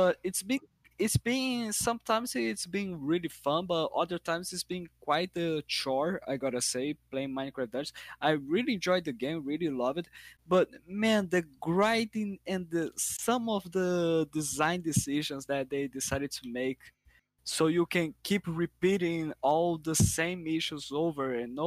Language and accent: English; Brazil; I'm from Brazil